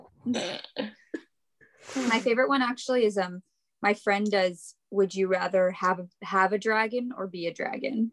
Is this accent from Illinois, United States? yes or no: no; New York, United States; I am from New York, and I am living here with my folks right now